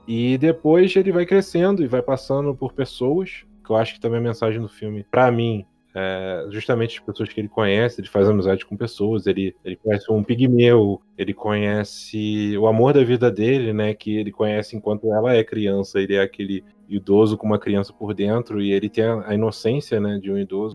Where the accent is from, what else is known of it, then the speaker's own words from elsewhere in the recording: Brazil; a gente enquanto brasileiro aqui